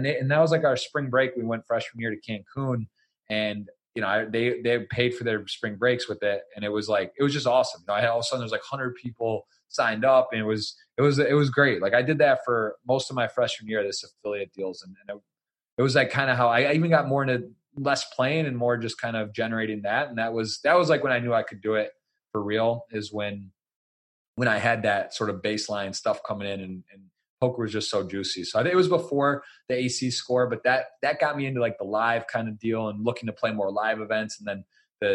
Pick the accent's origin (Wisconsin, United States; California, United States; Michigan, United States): Michigan, United States; Ann Arbor; moved away as an adult; also born or lived in Baltimore; I'm from Ann Arbor.